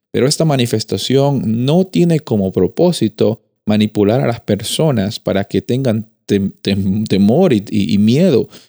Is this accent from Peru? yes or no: yes; Peru; desde donde, yo vengo, el temblor es algo que eh, me daba mucho miedo desde que era niño. Y, cada vez que, la tierra se movía en, Perú